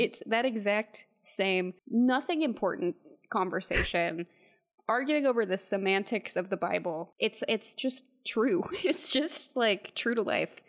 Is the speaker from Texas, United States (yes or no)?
yes; Texas, United States